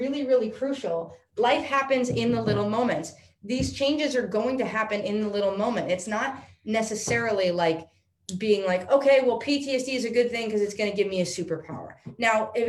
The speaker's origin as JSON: {"language": "English", "region": "New York", "country": "United States", "said": "I'm from New York"}